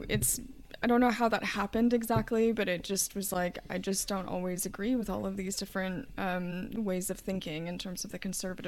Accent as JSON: {"language": "English", "region": "Kentucky", "country": "United States", "tie": "born or raised there", "said": "And you know, growing up in Kentucky, there's quite a lot of stereotypes in terms of like horseback riding and horse racing."}